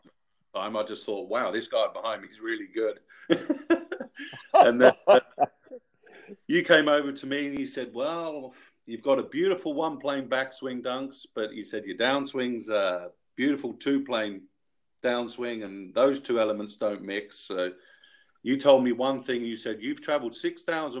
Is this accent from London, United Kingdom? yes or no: yes; London, United Kingdom; I'm from London, England